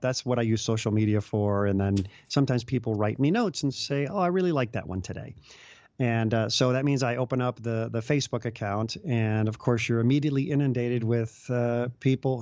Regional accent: Chicago, Illinois, United States; I grew up in the Chicago area

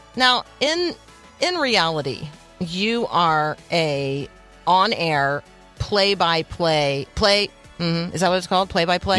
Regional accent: Tampa, Florida, United States; I grew up in Tampa, Florida

